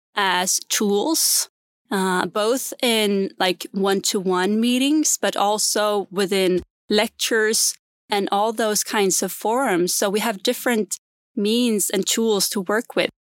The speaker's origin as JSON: {"language": "English", "region": "Gotland", "country": "Sweden", "tie": "born or raised there", "accent": "Gotlandic", "second_language": "English", "moved": "yes", "said": "I grew up in a very small island called Gotland"}